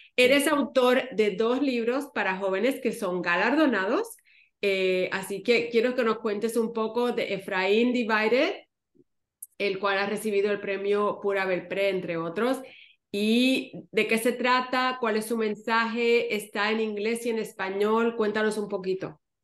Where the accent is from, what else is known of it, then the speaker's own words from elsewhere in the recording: Ponce, Puerto Rico; moved away; en la ciudad de Ponce, donde yo crecí en Puerto Rico